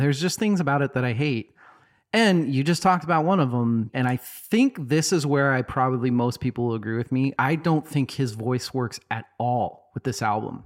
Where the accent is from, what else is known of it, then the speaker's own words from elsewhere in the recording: Boise, Idaho, United States; growing up in Boise as a non-religious person